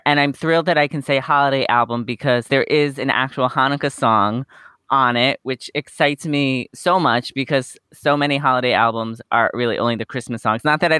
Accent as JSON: {"language": "English", "region": "New York", "country": "United States", "tie": "born or raised there", "said": "Well, growing up on Long Island, I mean, the mall was our hangout place to go."}